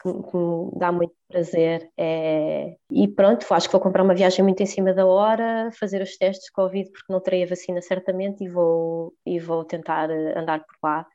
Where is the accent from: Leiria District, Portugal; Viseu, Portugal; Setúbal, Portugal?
Leiria District, Portugal; Leiria; eu sou de Leiria